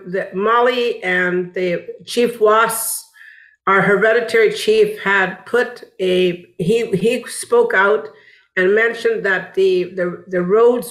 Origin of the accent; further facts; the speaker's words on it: Wet'suwet'en Nation, British Columbia, Canada; now in Montreal, Canada; I'm from the Wet'suwet'en Nation, and I am from the Luxilio clan